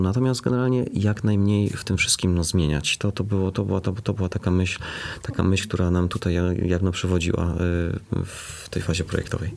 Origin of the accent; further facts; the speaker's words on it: Bytom, Silesian Voivodeship, Poland; ja się wychowałem na takim osiedlu. Moi dziadkowie mieszkali na Bobku